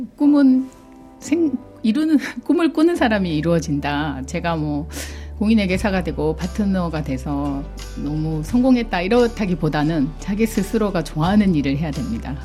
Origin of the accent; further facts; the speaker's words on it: South Korea; moved away as an adult; also born or lived in Sydney, Australia; now in Australia; 한국에서 대학을 나왔고 네. 어린 시절도 한국에서 보냈고